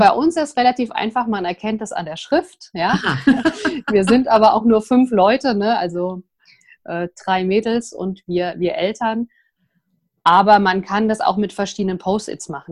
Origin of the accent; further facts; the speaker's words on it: Vogelsberg, Hesse, Germany; also born or lived in Frankfurt; Ich bin hier im Vogelsberg geboren, wer das kennt sozusagen, äh, muss man sich vorstellen, zwischen Frankfurt und Kassel, ein ganz kleines Dorf, 350 Einwohner. Und ja, da bin ich aufgewachsen